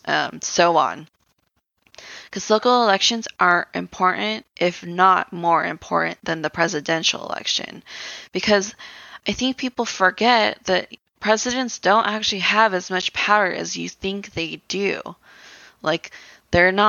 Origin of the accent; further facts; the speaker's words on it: United States; as Americans